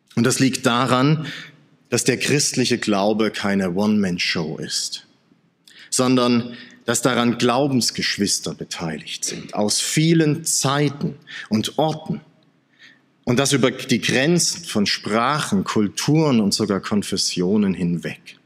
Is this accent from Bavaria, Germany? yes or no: no; Saxony, Germany; now in Swabia, Germany; als Sachse, der im Schwabenland lebt